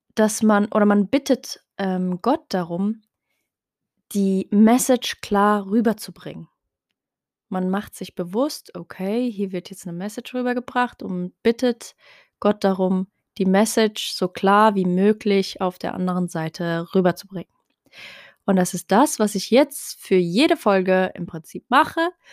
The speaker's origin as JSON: {"language": "German", "town": "Heidelberg", "region": "Baden-Württemberg", "country": "Germany", "tie": "born or raised there", "first_language": "Tarifit", "said": "Ich bin ursprünglich in Heidelberg geboren, aber habe meine Wurzeln in Marokko, in Nador. Ähm, bin aber hier aufgewachsen, hier geboren"}